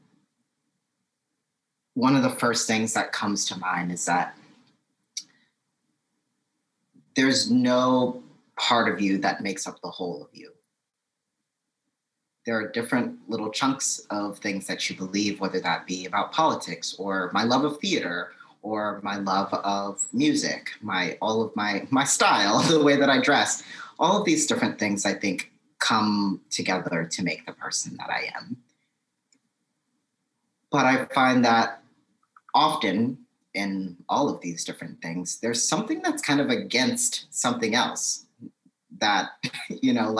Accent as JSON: {"language": "English", "town": "New Orleans", "region": "Louisiana", "country": "United States", "also_born_or_lived": "Houston, Texas", "moved": "yes", "said": "I am from New Orleans, and I actually am a Hurricane Katrina baby. I lived in New Orleans prior to Hurricane Katrina, moved away directly after the storm, and decided, my family decided to stay in Houston after the hurricane."}